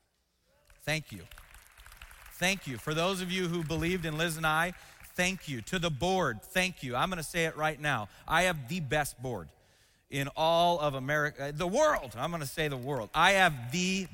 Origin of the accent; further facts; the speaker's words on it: West Coast, United States; now in Cincinnati, United States; I'm from the West Coast.